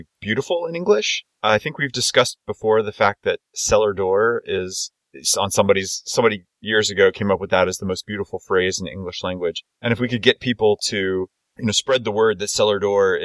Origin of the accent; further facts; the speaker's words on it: Houston, Texas, United States; I'm from Houston